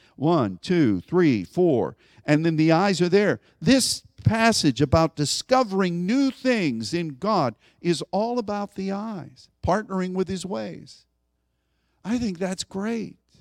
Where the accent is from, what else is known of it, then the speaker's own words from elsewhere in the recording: United States; as an American